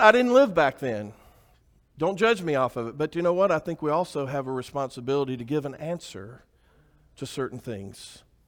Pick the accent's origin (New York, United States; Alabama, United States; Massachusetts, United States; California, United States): Alabama, United States; I grew up in Alabama